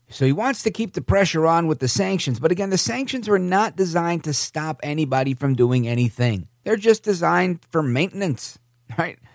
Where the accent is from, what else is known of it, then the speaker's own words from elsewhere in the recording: United States; I grew up in the America where Reagan was the president